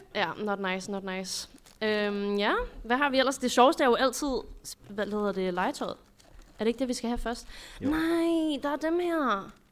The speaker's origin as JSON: {"language": "Danish", "town": "Greve", "region": "Zealand", "country": "Denmark", "said": "Jeg er fra Greve."}